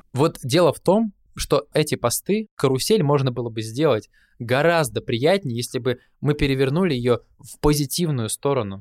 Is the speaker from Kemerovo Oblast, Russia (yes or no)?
yes; Kuzbass, Kemerovo Oblast, Russia; Мы из Кузбасса с …